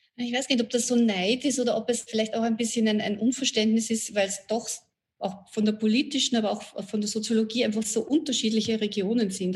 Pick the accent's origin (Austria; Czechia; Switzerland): Austria; Vienna; als Wienerin, so wie ich es bin